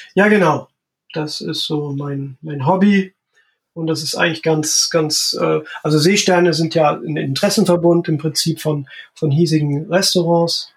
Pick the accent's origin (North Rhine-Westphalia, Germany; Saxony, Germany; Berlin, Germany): Saxony, Germany; Nossen; born or raised there; also born or lived in Freital; now in Horumersiel, Germany